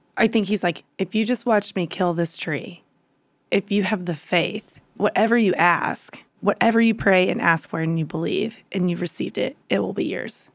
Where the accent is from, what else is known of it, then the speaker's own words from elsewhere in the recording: Louisiana, United States; moved away as an adult; also born or lived in Dallas; I grew up in Louisiana